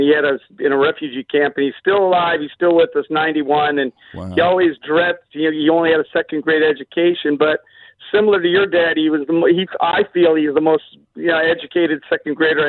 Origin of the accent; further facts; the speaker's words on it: Los Angeles, California, United States; moved away; also born or lived in Orange County / Arizona / Kansas City; San Pedro. But I've been around, lived in Orange County, lived in Arizona, lived in Kansas City, but most of my time in San Pedro.